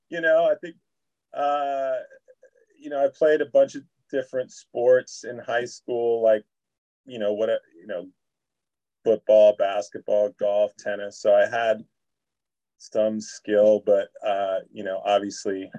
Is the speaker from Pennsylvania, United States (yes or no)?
no; Berkeley, California, United States; also born or lived in Santa Barbara; I grew up here in Berkeley